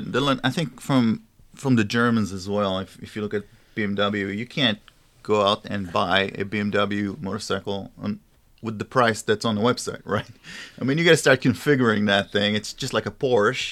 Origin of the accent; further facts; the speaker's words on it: Israel; moved away; I'm from Israel